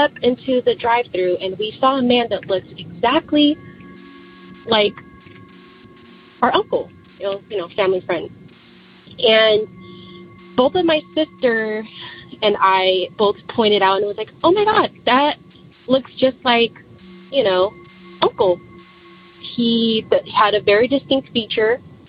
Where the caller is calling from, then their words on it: Sacramento, California, United States; I'm calling from Sacramento, California.